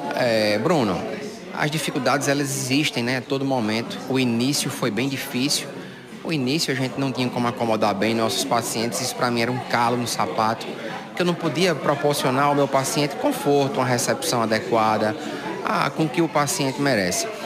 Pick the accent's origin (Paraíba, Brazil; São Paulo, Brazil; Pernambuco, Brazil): Paraíba, Brazil; Sousa; aqui na terra onde eu nasci, a terra que amo, a terra dos meus pais